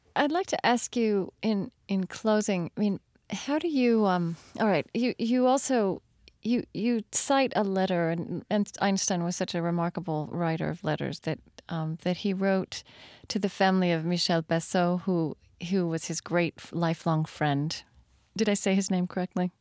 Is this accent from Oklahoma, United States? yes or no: yes; Shawnee, Oklahoma, United States; I come from Shawnee, Oklahoma